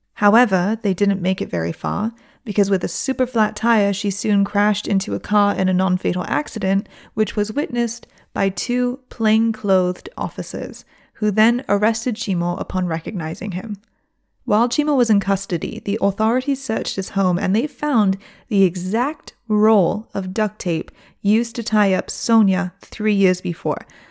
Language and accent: English; Michigan, United States; also born or lived in Onda, Spain; now in Spain; I'm not from Oxford, but I have family in Oxford